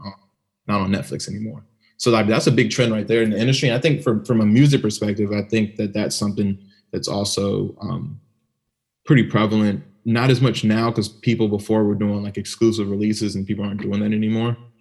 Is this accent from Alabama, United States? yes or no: no; Maryland, United States; I grew up in Maryland. You know, the DMV